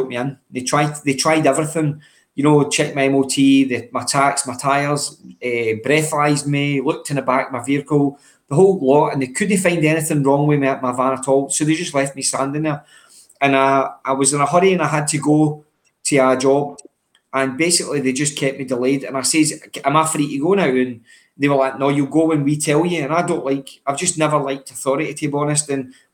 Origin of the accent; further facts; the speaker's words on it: Cumbernauld, Scotland, United Kingdom; also born or lived in Maryhill, Glasgow; So I grew up in Cumbernauld, originally born in Maryhill, but grew up in Cumbernauld